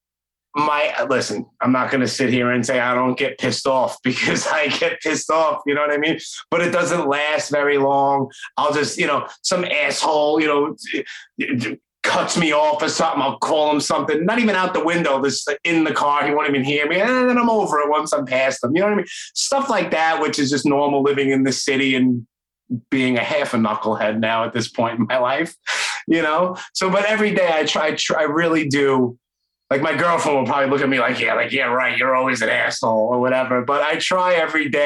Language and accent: English; New York City, New York, United States; accent: Brooklyn; a knucklehead kid growing up in Brooklyn